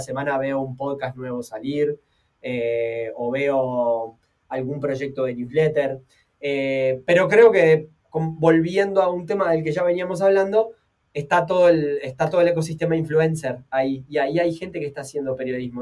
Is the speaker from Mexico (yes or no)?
no; Uruguay; como uruguayo